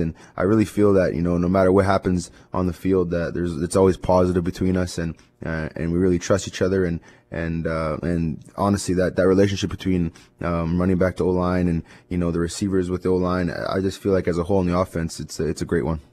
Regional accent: Winnipeg, Manitoba, Canada; this is my hometown. It's where I grew up

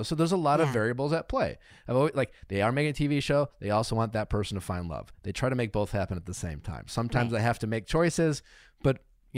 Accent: Wisconsin, United States; I'm from Wisconsin.

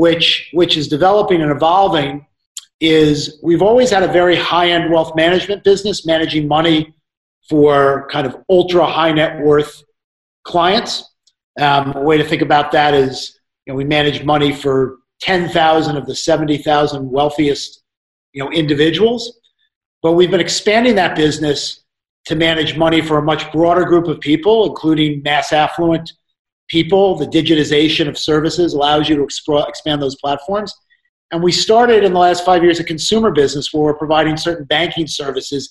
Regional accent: Hartsdale, New York, United States; I grew up in Westchester. I went to Edgemont High School, and I lived in Hartsdale, New York.

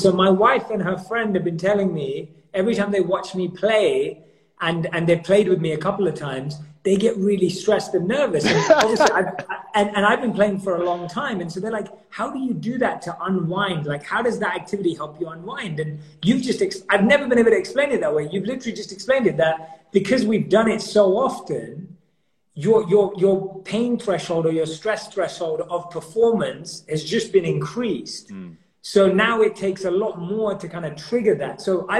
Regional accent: London, United Kingdom; So FIFA is my number one go-to because I grew up in London, so football's like rules for us.

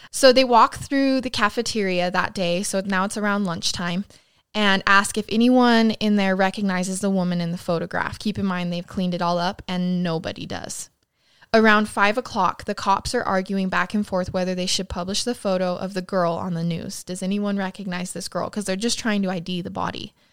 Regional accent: Idaho Falls, Idaho, United States; my hometown of Idaho Falls

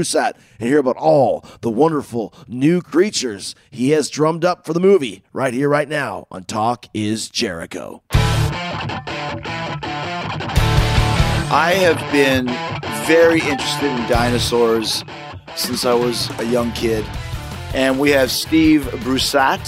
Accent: Winnipeg, Manitoba, Canada; I grew up in Winnipeg, Canada, which is the prairies

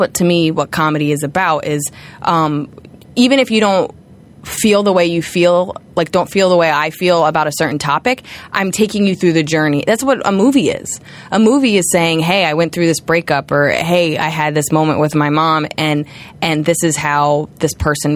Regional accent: New York, United States; being a New Yorker

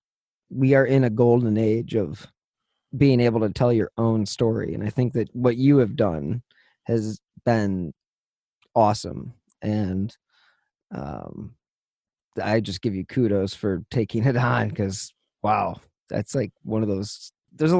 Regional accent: Midwest, United States; we're from the Midwest.

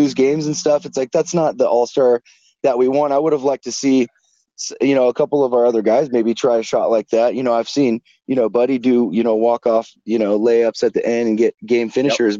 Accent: Sacramento, California, United States; I grew up in Sacramento

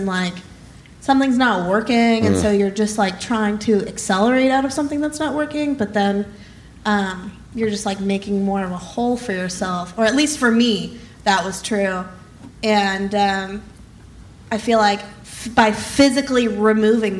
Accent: Nebraska, United States; moved away as an adult; also born or lived in Minneapolis / New York; now in Los Angeles, United States; I grew up in Nebraska and then went to school in Minneapolis and then moved to New York.

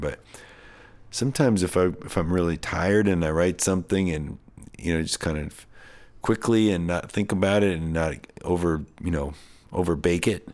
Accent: New Hampshire, United States; I grew up in New Hampshire

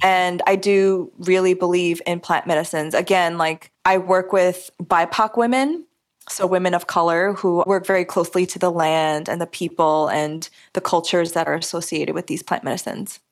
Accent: New York, United States; I'm a New Yorker and I grew up eating pizza

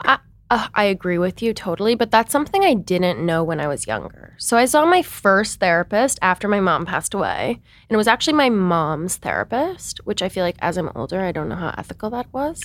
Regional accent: Seattle, Washington, United States; I'm from Seattle, Washington, but I kind of came from this sheltered bubble there

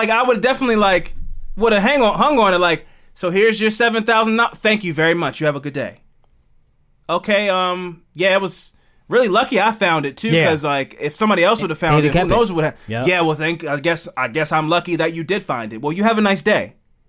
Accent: Baltimore, Maryland, United States; I'm from Baltimore, man.

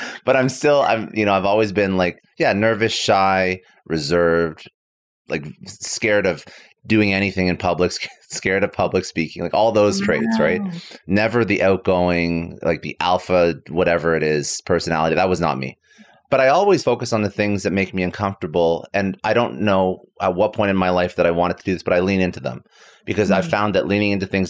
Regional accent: Ottawa, Ontario, Canada; also born or lived in Toronto; I'm fully Canadian. So, you know, born in Toronto, raised in Ottawa.

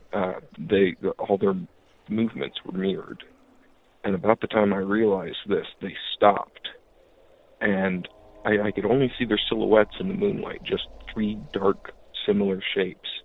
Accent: Iowa, United States; I'm from Iowa. I grew up on a road named Stony Hollow

